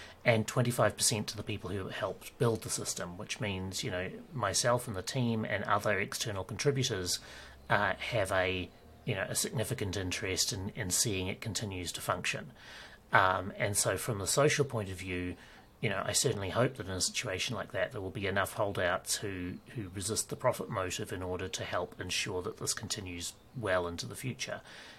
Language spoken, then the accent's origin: English; New Zealand; also born or lived in Ireland / Australia / United Kingdom; It's a combination of that and being a Kiwi and therefore having a slightly different dialect and all of our own slang and stuff. And having, like, I've lived in New Zealand, Ireland, Australia and the UK